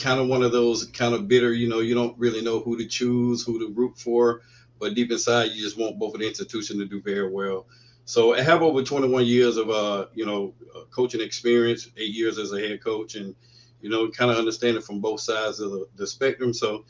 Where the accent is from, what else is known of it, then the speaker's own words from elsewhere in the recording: Tallahassee, Florida, United States; also born or lived in Houston; born and raised in Tallahassee